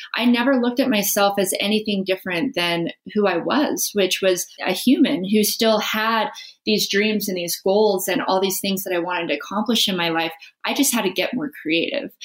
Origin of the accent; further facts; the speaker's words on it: Las Vegas, Nevada, United States; I grew up in Las Vegas, which is not where you expect to see competitive snowboarder come from